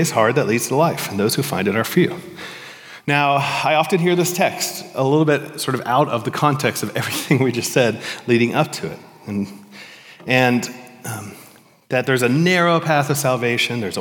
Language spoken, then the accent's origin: English; Florida, United States; Growing up in Florida